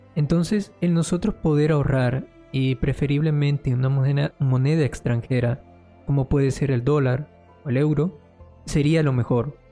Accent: Colombia; yo soy de Colombia y mi moneda ha perdido demasiado valor

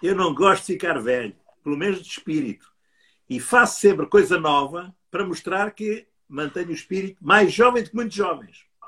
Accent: Coimbra, Centro, Portugal; eu nasci em Coimbra, mas Coimbra também não é muito longe do, do Vinhedo

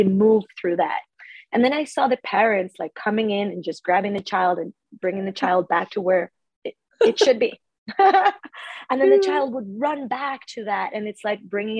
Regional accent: Ecuador; moved away as an adult; also born or lived in Australia; now in Stockholm, Sweden; I grew up in Ecuador

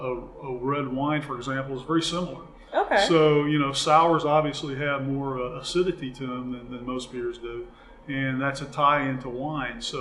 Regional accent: Memphis, Tennessee, United States; you know, I am from Memphis. I want to go ahead and eat food that's sourced locally.

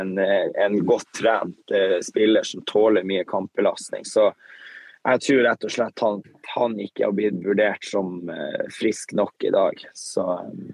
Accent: Tromsø, Troms, Norway; så er vi hjemme i Tromsø

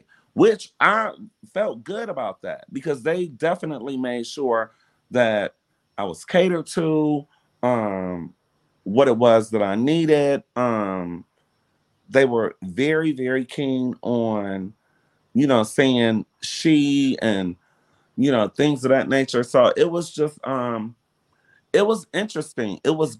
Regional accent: Detroit, Michigan, United States; And, you know, growing up in Detroit in the era that, in the time that I grew up, I mean, no one ever really said too much about my sexuality.

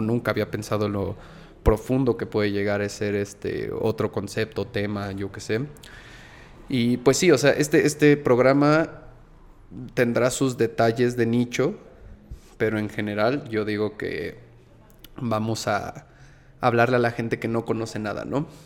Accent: Mexico City, Mexico; crecí en el centro, crecí en La Juárez

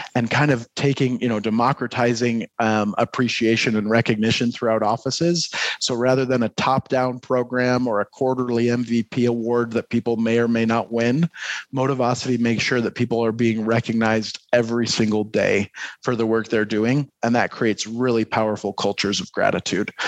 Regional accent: Detroit, Michigan, United States; now in Utah, United States; I'm I'm originally from Detroit, but have spent uh, a lot of my adult life here in Utah.

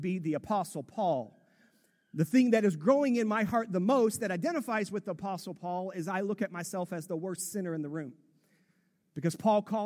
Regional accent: the South, United States; accent: Southern; moved away as an adult; also born or lived in Louisville, Kentucky / Portland, Oregon / Vancouver, Washington; I'm originally from the South. And so you'll hear a little Southern accent in me at times.

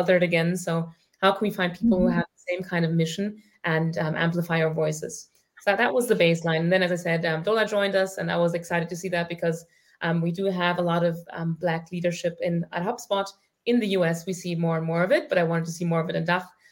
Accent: Germany; also born or lived in Ireland; I grew up in Germany

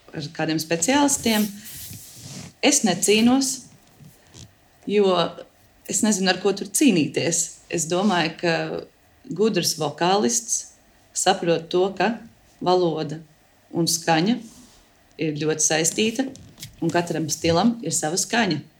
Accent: Latvia; Un mēs runājam ļoti, kā latvieši, mēs runājam ļoti dziļi.

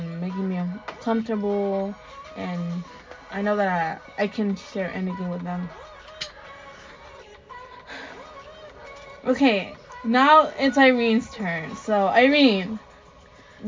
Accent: Sonora, Mexico; first language Spanish; English is a second language; moved away; I was born in Mexico, Sonora

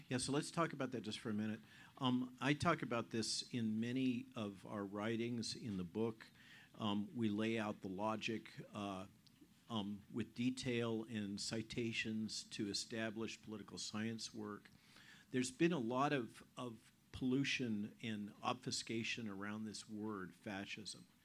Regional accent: Goleta, California, United States; moved away as an adult; also born or lived in Palo Alto; now in Virginia, United States; we're California natives, okay? I was born in Palo Alto in the old Stanford Hospital. She was born in uh, Van Nuys in the old UCLA hospital. Um, we grew up in Goleta

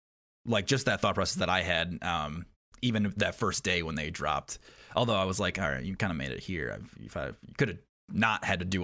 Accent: New York, United States; moved away as an adult; I was in Oklahoma and then Georgia, and so, like, I'm from New York.

